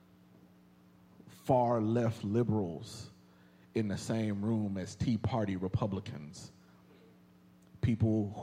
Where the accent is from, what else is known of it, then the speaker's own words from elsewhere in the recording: Indianapolis, Indiana, United States; now in Texas, United States; my hometown of Indianapolis, Indiana.